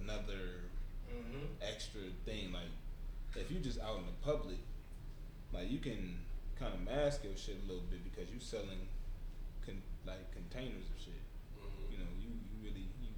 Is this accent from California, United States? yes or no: no; Detroit, Michigan, United States; I'm from Detroit